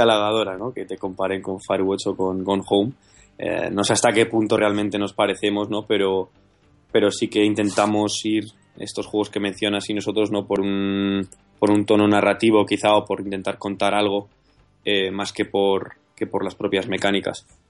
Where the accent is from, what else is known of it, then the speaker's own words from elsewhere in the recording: Madrid, Community of Madrid, Spain; somos de Madrid